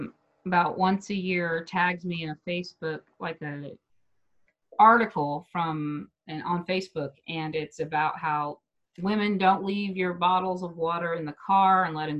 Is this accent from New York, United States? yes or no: no; Wichita, Kansas, United States; moved away as an adult; now in Denver, United States; people here in my hometown in Wichita